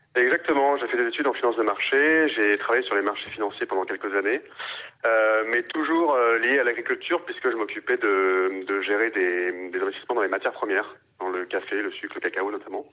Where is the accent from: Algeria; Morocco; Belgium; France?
France; Paris, Île-de-France; je suis parisien, je suis né à Paris, j'ai grandi à Paris